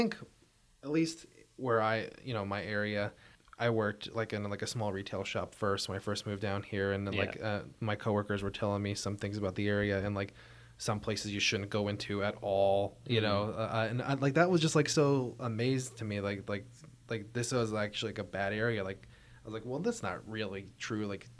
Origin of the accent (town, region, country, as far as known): Pottsville, Pennsylvania, United States; born or raised there; moved away as an adult; now in Philadelphia, United States